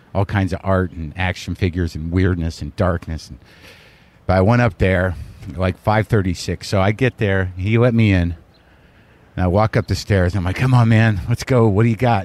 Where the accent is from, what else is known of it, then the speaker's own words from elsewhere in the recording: New Mexico, United States; I grew up in New Mexico